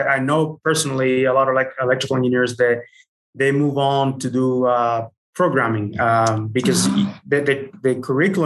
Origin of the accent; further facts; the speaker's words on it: Dominican Republic; moved away as an adult; also born or lived in Utah; I was born and raised in the Dominican Republic